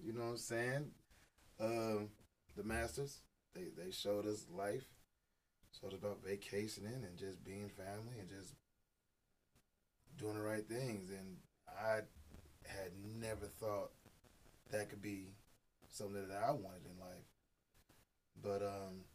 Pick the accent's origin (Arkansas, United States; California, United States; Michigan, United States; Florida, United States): California, United States; Stockton; also born or lived in Oakland, California / Moreno Valley, California; I'm originally from California, representing Stockton. Born in Oakland, raised in Stockton. Migrated to the, we're going to call it the Moreno Valley